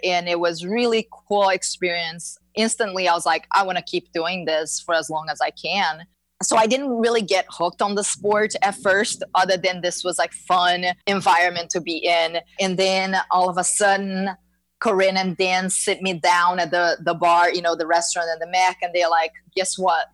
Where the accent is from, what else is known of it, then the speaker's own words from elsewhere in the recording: Brazil; moved away as an adult; now in Florida, United States; I am uh, born and raised in Brazil